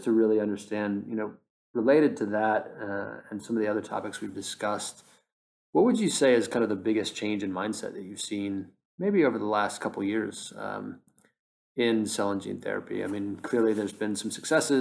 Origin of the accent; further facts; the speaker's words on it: United States; now in London, United Kingdom; as a American talking to you from London